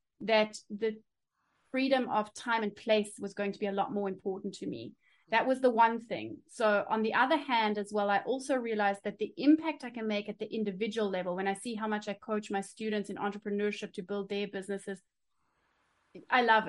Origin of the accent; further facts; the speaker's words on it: South Africa; now in Germany; I was born in South Africa.